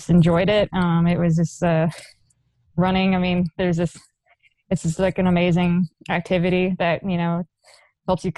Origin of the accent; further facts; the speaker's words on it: Burleson, Texas, United States; growing up in the Dallas-Fort Worth Metroplex, it was a pretty competitive area.